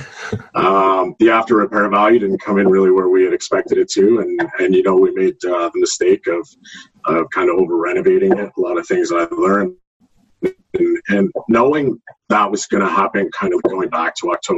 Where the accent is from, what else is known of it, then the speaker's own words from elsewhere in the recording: Halifax, Nova Scotia, Canada; moved away as an adult; also born or lived in St. Catharines, Ontario; now in Stoney Creek, Canada; I'm originally from Halifax, Nova Scotia. I moved here back in 2004 for work.